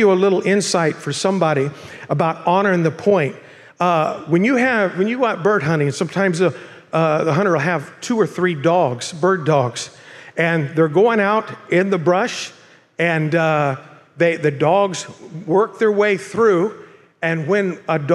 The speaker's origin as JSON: {"language": "English", "town": "Bakersfield", "region": "California", "country": "United States", "moved": "as an adult", "lives_now": "Murrieta, United States", "said": "I'm from Bakersfield"}